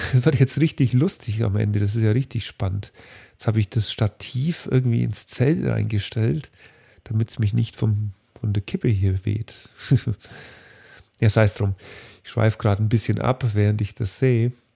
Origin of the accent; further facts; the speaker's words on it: Dinkelsbühl, Bavaria, Germany; in Dinkelsbühl, meinem Heimatort